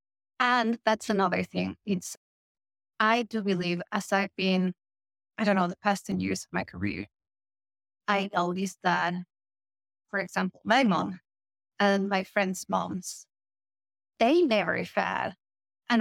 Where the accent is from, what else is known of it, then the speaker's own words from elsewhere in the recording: Mexico; moved away; Mexico, my home country